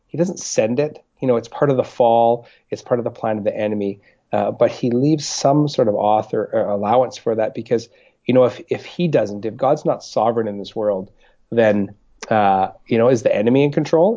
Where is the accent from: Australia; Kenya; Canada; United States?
Canada; Winnipeg, Manitoba; also born or lived in Regina, Saskatchewan; now in British Columbia, Canada; I was born in Winnipeg, actually, uh, and then uh, spent a number of years in Regina.